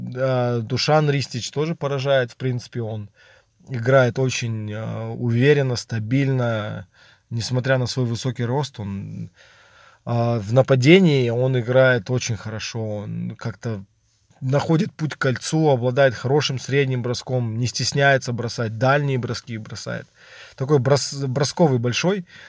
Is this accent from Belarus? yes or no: yes; Belarus; я сам белорус